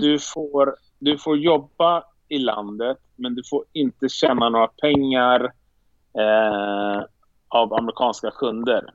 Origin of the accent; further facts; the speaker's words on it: Sweden; moved away as an adult; now in New York, United States; jag är svensk